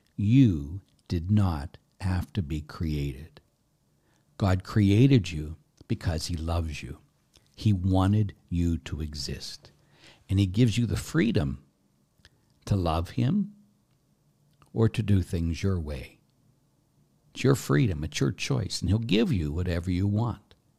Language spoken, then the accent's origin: English; Pittsburgh, Pennsylvania, United States; I was brought up in the Catholic Church, and I went to a Catholic grade school, Saint Ambrose on the north side of Pittsburgh